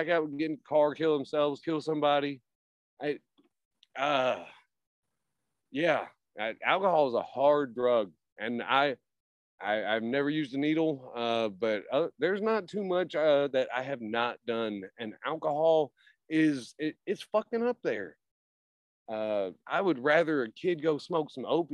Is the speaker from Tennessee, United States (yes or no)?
yes; Tennessee, United States; I was born and raised here.